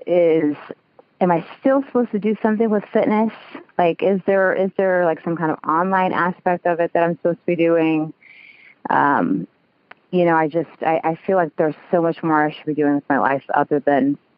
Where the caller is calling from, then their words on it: Kansas City, United States; I am calling from Kansas City.